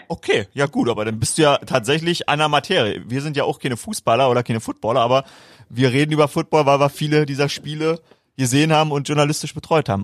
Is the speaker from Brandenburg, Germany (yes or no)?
yes; Brandenburg, Germany; als Brandenburger